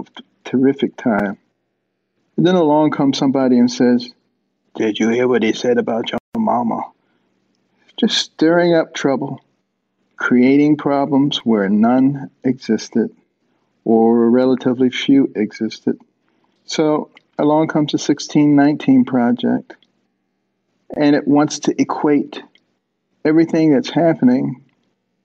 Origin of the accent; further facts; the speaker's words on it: Detroit, Michigan, United States; also born or lived in Boston, Massachusetts; Growing up in Detroit and in Boston